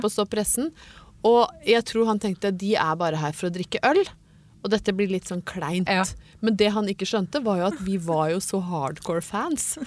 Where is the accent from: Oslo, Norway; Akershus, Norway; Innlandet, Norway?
Innlandet, Norway; Brøttum; fikk jo aldri ferdig mat hjemme på Brøttum. Mor mi lagde alt fra bunnen av